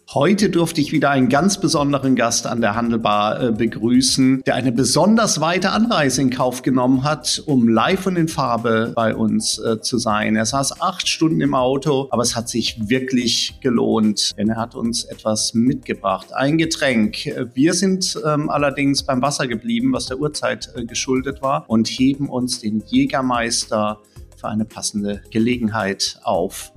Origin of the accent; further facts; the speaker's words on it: Germany; wir jetzt als Deutsche